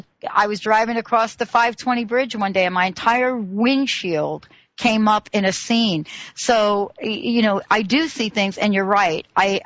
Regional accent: New Jersey, United States; moved away as an adult; also born or lived in Bronx, New York / Morristown, New Jersey; now in Pacific Northwest, United States; I'm from Jersey. I was born in New York. And spent most of my life in Jersey before getting out here to the Pacific Northwest.

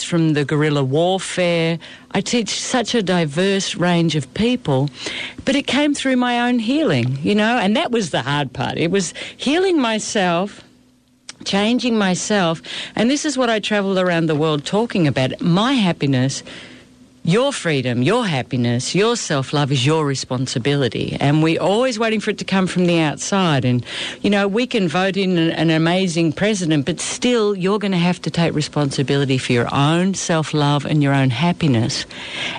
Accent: Australia; moved away as an adult; now in South America; I live in South America. I'm from Australia

